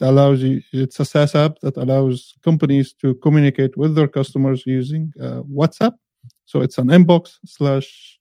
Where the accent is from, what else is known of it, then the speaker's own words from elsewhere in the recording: Cairo, Cairo Governorate, Egypt; I am from Cairo, Egypt